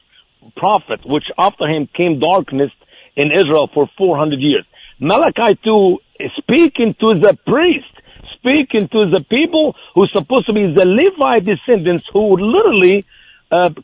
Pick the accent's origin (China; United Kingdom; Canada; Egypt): Egypt; moved away as an adult; now in Missouri, United States; I was born in Egypt, a Christian family